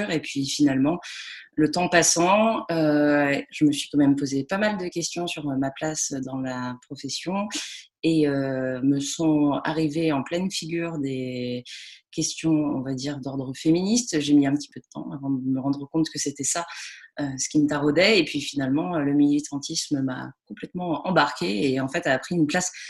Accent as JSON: {"language": "French", "town": "Lyon", "region": "Auvergne-Rhône-Alpes", "country": "France", "tie": "born or raised there", "lives_now": "Toulouse, France", "said": "Mais euh, j'ai grandi à Lyon et, ensuite j'ai fait mes études entre Avignon et l'Angleterre."}